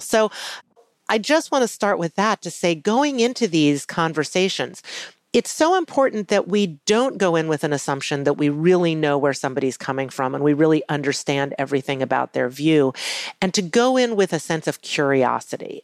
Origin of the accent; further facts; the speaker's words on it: Charlottesville, Virginia, United States; growing up in Charlottesville, Virginia